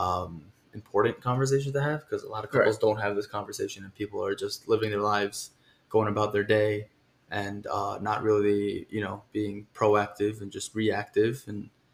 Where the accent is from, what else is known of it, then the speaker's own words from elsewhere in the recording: New York City, New York, United States; I'm from Queens, New York, QR Hills, born and raised, Queens boy